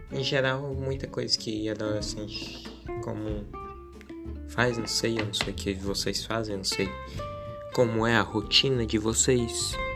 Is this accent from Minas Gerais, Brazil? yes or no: no; interior of Piauí, Brazil; eu sou pirata da cidade, interior do Piauí, então, o sotaque, a forma que eu falo as palavras